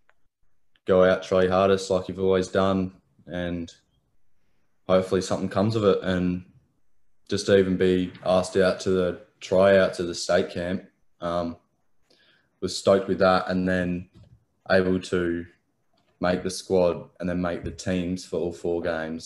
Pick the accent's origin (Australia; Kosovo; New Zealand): Australia; Adelaide, South Australia; I grew up in Adelaide, South Australia.